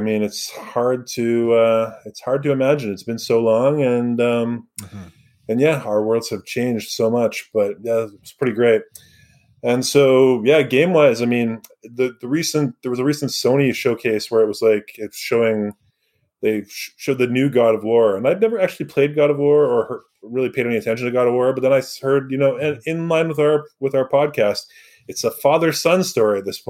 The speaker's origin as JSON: {"language": "English", "town": "Surrey", "region": "British Columbia", "country": "Canada", "tie": "born or raised there", "said": "I grew up in Surrey."}